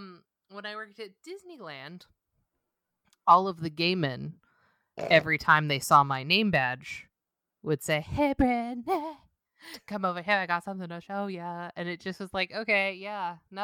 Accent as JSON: {"language": "English", "region": "Scotland", "country": "United Kingdom", "said": "We're Scottish."}